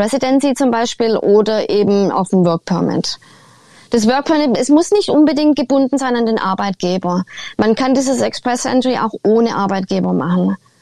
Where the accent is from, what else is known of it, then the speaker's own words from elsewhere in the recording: Germany; moved away as an adult; now in Canada; aus Deutschland